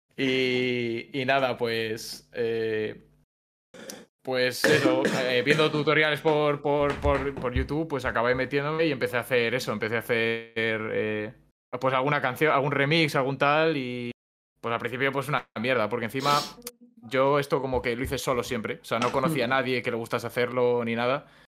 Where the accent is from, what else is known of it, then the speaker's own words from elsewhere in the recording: Valladolid, Castile and León, Spain; soy un chico de Valladolid